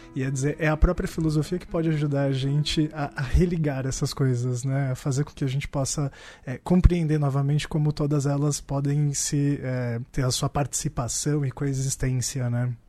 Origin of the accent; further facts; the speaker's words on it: São Paulo, Brazil; Eu tô do outro lado ali, já na divisa de Adema e tal, mas Parque Bristol